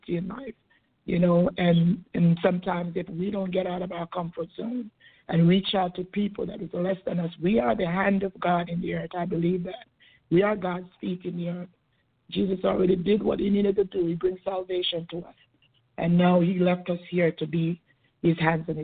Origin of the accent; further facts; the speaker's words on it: Jamaica; now in United States; I came from Jamaica. My parents had 12 children, and I'm the last one of 12